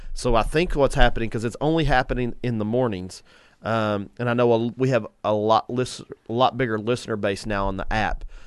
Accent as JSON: {"language": "English", "country": "United States", "said": "as Americans, I love America. I think we grew up in the best nation"}